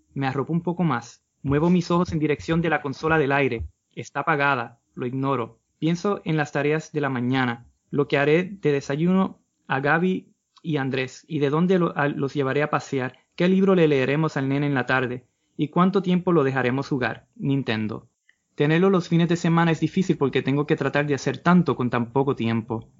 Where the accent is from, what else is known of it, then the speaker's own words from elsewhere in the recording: Puerto Rico; como caribeños, como puertorriqueños